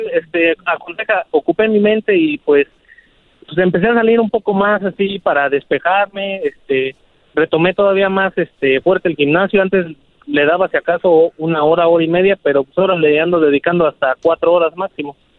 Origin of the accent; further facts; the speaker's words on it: Mexico City, Mexico; now in Arvin, United States; yo soy de la Ciudad de México